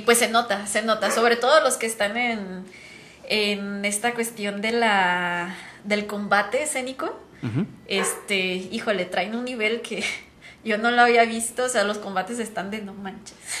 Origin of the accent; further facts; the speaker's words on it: Guadalajara, Jalisco, Mexico; somos de aquí de Guadalajara, orgullosamente